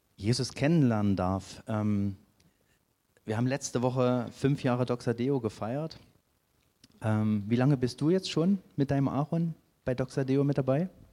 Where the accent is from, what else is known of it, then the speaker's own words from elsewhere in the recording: Saxony, Germany; moved away; dass ich nicht von hier komme, weil ich komme aus Sachsen